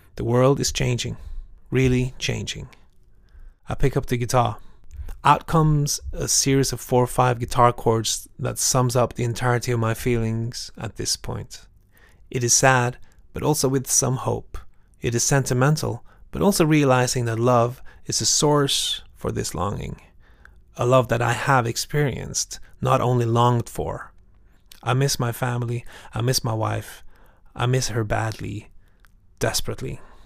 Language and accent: English; Norway; I'm from Norway.